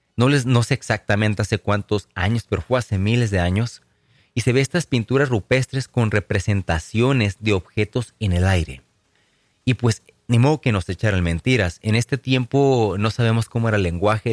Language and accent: Spanish; Tecate, Baja California, Mexico; en mi natal pueblo de Tecate, Baja California